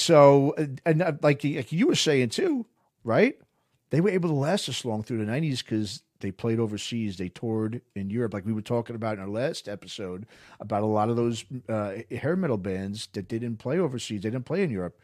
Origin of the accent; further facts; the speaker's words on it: New York, United States; I grew up in New York